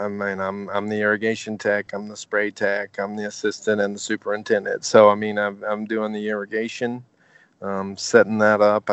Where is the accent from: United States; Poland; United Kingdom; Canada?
United States; Sequatchie County, Tennessee; moved away as an adult; also born or lived in Bledsoe County, Tennessee / South Florida; I grew up just down the road from here in Sequatchie County. I went to Sequatchie County High School. We actually lived in Bledsoe, but I went to Sequatchie